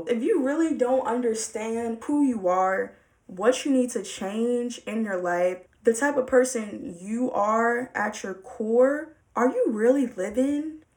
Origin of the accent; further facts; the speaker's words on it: Baltimore, Maryland, United States; I'm from Baltimore